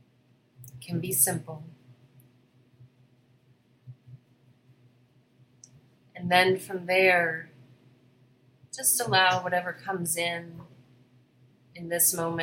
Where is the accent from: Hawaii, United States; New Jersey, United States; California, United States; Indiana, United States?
Hawaii, United States; I was born in Hawaii, spent my last life there.